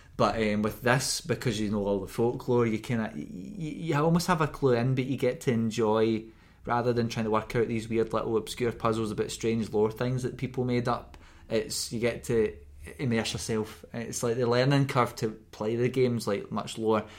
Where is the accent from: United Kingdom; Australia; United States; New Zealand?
United Kingdom; Scotland; we're from Scotland and we say K. at the ends of the C N H's